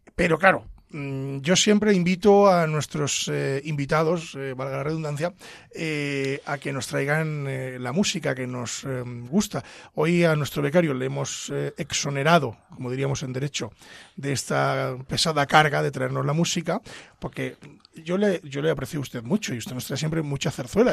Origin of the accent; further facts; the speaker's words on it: Pedro Bernardo, Castile and León, Spain; mi pueblo Pedro Bernardo